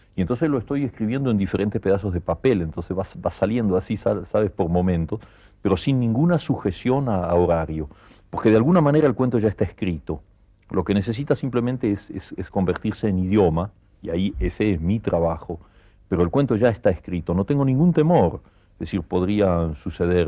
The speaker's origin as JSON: {"language": "Spanish", "country": "Argentina", "also_born_or_lived": "Barcelona, Spain", "moved": "as an adult", "lives_now": "Paris, France", "said": "estoy muy contento de ser argentino"}